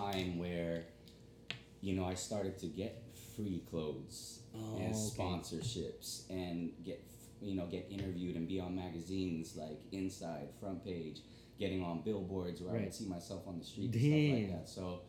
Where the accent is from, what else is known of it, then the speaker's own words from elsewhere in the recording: San Jose, California, United States; moved away as an adult; now in Philippines; Born and raised in San Jose, California. Moved out to the Philippines 3 years ago.